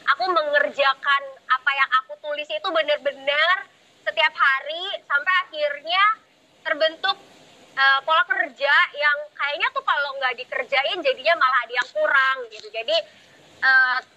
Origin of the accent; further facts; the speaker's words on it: Serang, Banten, Indonesia; salam kenal ya teman-teman aku dari Serang